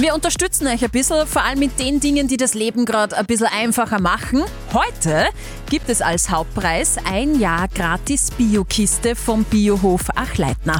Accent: Linz, Upper Austria, Austria; als Linzerin, die quasi daneben wohnt

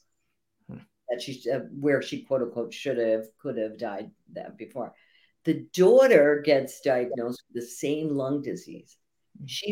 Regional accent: New Jersey, United States; I was born in New Jersey

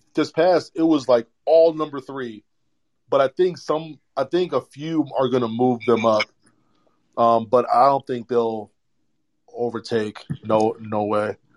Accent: Sterling, Virginia, United States; I'm from Sterling, Virginia

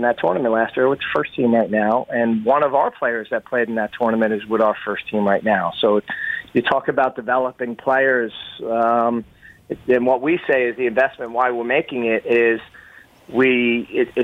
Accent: United States; moved away as an adult; now in Toronto, Canada; I moved here 3 years ago. I'm from the States, from the New York area

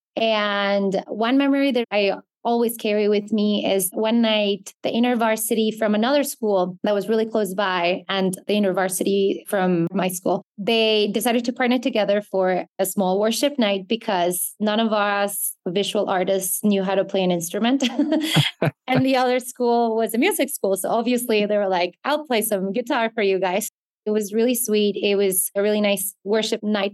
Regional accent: Bogota, Bogotá Capital District, Colombia; also born or lived in Baltimore, Maryland, United States; I grew up in Bogota, the capital of Colombia.

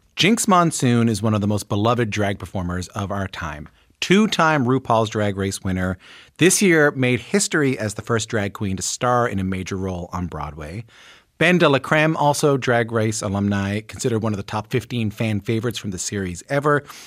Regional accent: St. John's, Newfoundland and Labrador, Canada; growing up in Saint John's, Newfoundland

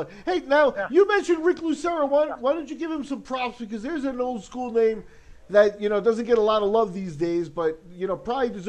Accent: New York, United States; moved away; I'm a New Yorker originally

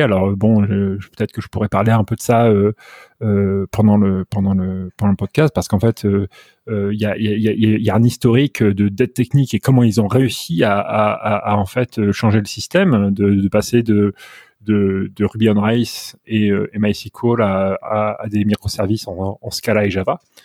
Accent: Normandy, France; moved away as an adult; also born or lived in Paris, France / Netherlands; now in United States; je suis originaire de Normandie.

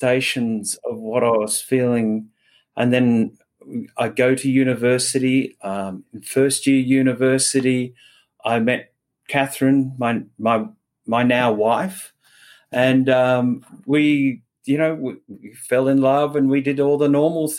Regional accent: Wagga Wagga, New South Wales, Australia; born or raised there

